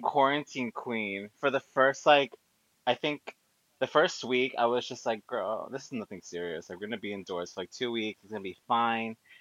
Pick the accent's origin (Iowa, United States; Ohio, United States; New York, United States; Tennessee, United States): New York, United States; New Rochelle; I grew up in I was born in New Rochelle in Westchester, um, but my family's Mexican